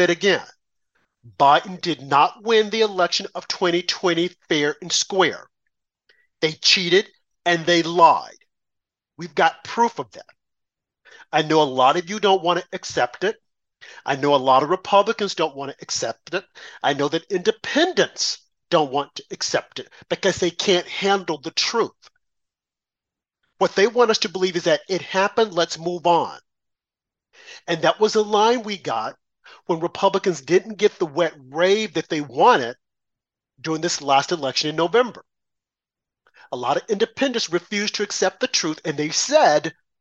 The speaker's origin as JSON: {"language": "English", "country": "United States", "said": "I'm a black American"}